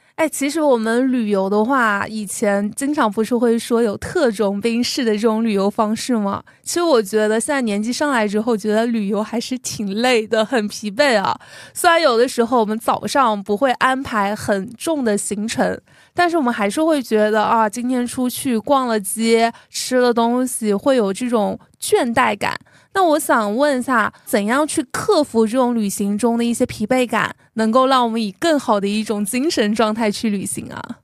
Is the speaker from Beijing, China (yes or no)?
no; Xinyu, Jiangxi, China; moved away; 去我的家乡，江西新余仙女湖